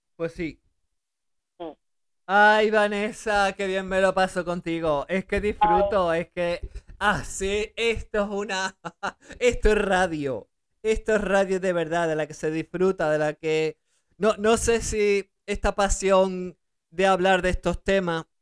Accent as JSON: {"language": "Spanish", "country": "Spain", "tie": "born or raised there", "also_born_or_lived": "Germany", "said": "Ellos me dejaron en España para ellos poder seguir trabajando en Alemania mientras yo eh, empezaba a hablar el español correctamente y, y, adaptarme, porque yo nací en Alemania, y entonces adaptarme a, España"}